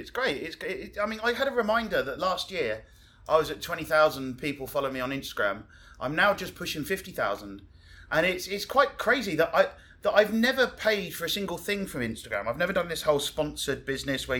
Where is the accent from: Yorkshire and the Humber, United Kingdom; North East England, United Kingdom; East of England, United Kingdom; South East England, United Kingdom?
South East England, United Kingdom; Hamble; moved away as an adult; also born or lived in Brighton / London; now in Cozumel, Mexico; I'm English. I grew up in a little village called Hamble, which is next to Southampton on the south coast of England